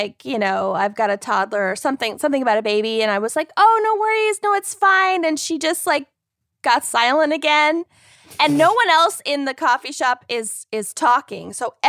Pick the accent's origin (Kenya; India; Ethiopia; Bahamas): Kenya; So I was like, I'm Kenyan.